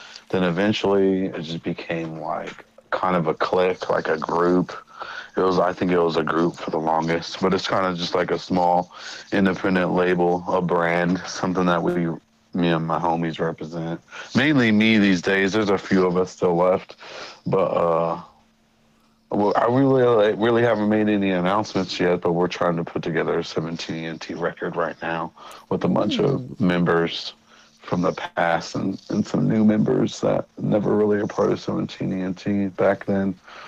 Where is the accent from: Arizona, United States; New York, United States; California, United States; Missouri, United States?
Missouri, United States; also born or lived in Germany / Colorado; now in Los Angeles, United States; I was born in Germany, raised in Missouri, and raised in Colorado.